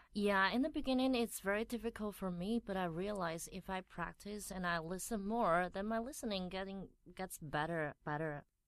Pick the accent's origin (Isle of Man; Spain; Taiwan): Taiwan; accent: Taiwanese; English is a second language; moved away as an adult; now in Taipei, Taiwan; I grew up in a small town and I came to Taipei to study college